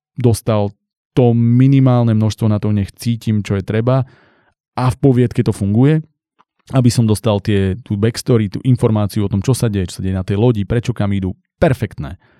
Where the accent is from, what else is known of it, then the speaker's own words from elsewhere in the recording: central Slovakia, Slovakia; ja som zo stredného Slovenska